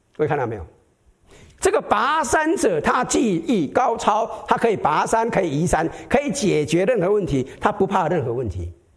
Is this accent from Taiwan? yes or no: yes; Taiwan; moved away; 我们台湾人，哈， 闽南人最属灵的， 常常开玩笑，哈， 我们台湾来的